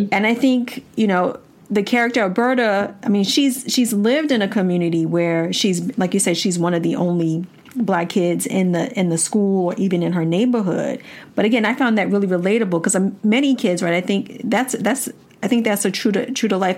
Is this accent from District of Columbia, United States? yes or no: yes; Washington, District of Columbia, United States; I grew up in Washington, D.C.